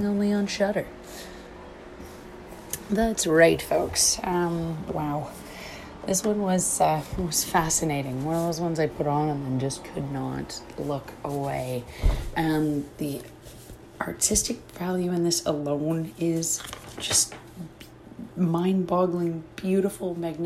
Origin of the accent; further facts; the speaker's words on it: Canada; being a Canadian